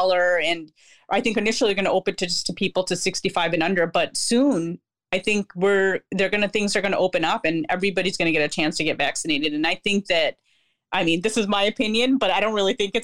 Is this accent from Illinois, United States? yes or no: yes; Chicago, Illinois, United States; We grew up in Chicago and the suburbs